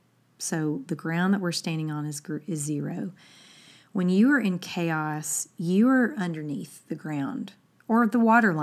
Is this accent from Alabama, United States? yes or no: yes; Alabama, United States; I'm like, it's because she's from Milwaukee and I'm from Alabama.